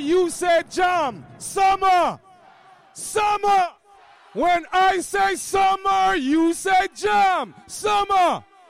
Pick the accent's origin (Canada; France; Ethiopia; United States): Ethiopia; Shashamane, Oromia; We're from Shashamane.